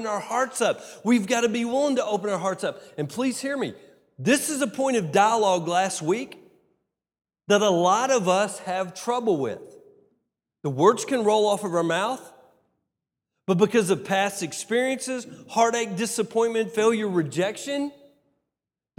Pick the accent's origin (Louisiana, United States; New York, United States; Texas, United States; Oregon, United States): Texas, United States; I'm from Texas.